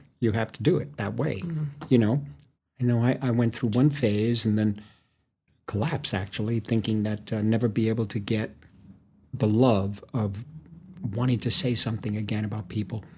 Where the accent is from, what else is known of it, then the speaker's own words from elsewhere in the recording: United States; Because I'm American